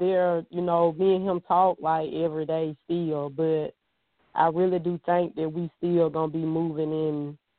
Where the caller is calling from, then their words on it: Georgia, United States; I'm calling from Georgia.